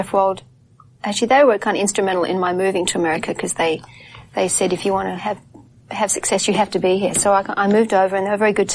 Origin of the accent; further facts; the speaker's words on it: Australia; accent: Australian; moved away; also born or lived in England; I'm an Australian